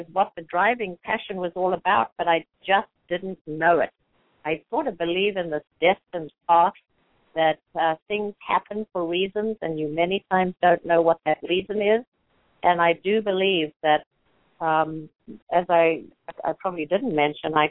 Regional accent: South Africa; now in United States; We live in the most amazing country. I'm from South Africa, which was pretty restricted for a lot of our people there

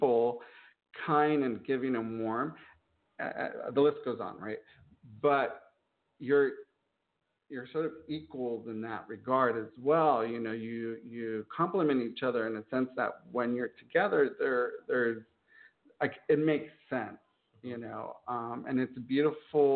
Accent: San Gabriel Valley, California, United States; growing up in the San Gabriel Valley

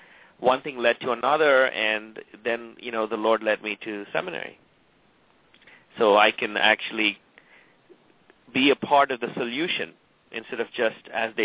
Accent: Tamil Nadu, India; moved away; I'm from South India. I'm from the southeastern state, which is Tamil Nadu.

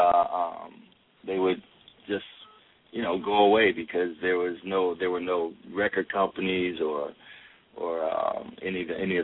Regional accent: Akron, Ohio, United States; moved away; Born and raised in Akron

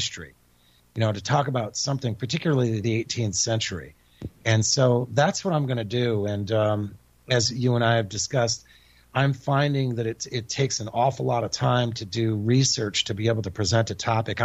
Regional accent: Connecticut, United States; moved away; also born or lived in Texas / California / Japan; I'm born and raised in Connecticut

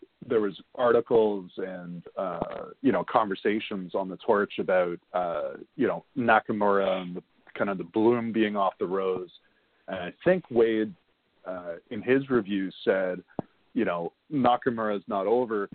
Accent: Ontario, Canada; from Ontario

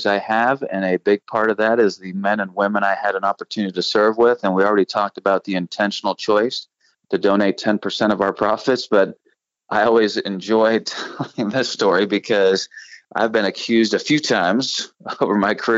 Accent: Pittsburgh, Pennsylvania, United States; moved away as an adult; I grew up in Pittsburgh

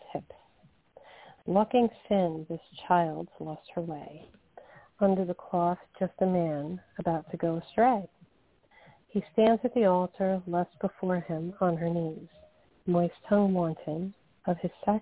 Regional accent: New Jersey, United States; We're both from Jersey.

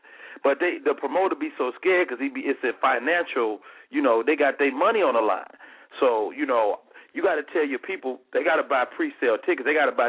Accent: Chicago, Illinois, United States; Chicago, my hometown, in the building.

